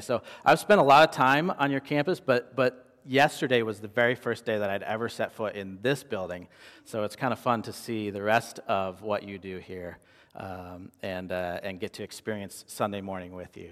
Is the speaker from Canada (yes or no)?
no; Midwest, United States; moved away as an adult; now in Phoenix, United States; growing up in the Midwest